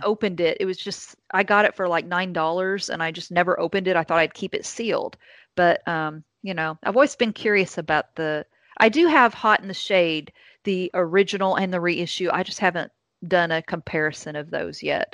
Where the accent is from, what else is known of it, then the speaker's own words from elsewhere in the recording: Indiana, United States; now in Kentucky, United States; i live in Kentucky now, but I grew up in Indiana. I'm an Indiana girl